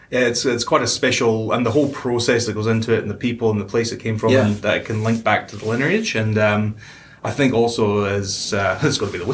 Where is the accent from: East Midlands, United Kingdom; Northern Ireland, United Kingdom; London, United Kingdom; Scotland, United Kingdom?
Scotland, United Kingdom; Wick; now in New Zealand; the one from my hometown, because I grew up down the road from the distillery